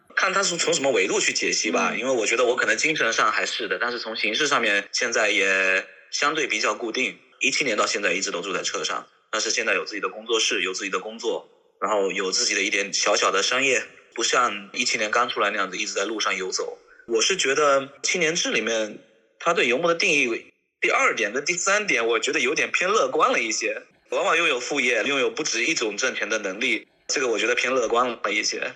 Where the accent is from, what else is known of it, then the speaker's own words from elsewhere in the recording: Fujian, China; moved away; 我是福建人，福建海边的一个小县城长大的，就是那样子上高中，上大学